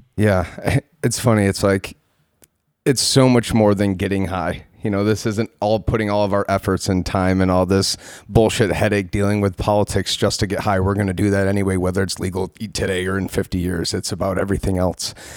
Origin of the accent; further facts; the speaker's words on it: Palmyra, New York, United States; also born or lived in Rochester, New York; I was born and raised in Palmyra, New York.